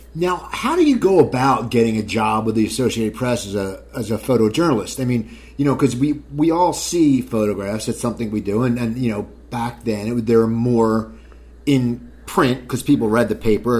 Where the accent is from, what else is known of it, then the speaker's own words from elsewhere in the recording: Cherry Hill, New Jersey, United States; I grew up in New Jersey, but we actually had a skate park in Cherry Hill